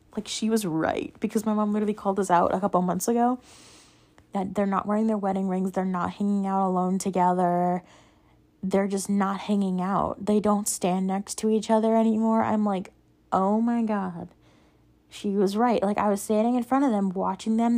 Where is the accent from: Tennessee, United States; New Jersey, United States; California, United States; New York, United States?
New York, United States; we're from New York